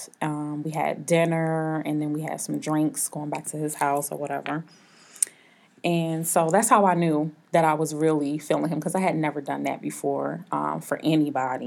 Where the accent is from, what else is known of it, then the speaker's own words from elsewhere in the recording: Atlanta, Georgia, United States; I'm 32. I'm from Atlanta, Georgia.